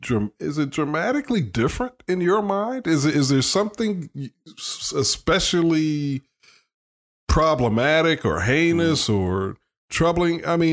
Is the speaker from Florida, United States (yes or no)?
no; Chicago, Illinois, United States; moved away; I grew up in Chicago.